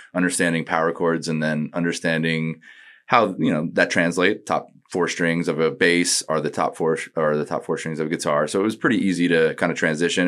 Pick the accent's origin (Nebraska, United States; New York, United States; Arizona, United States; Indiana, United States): New York, United States; Northport; moved away as an adult; also born or lived in Hawaii; I was born and lived there till four, and then I moved to New York around four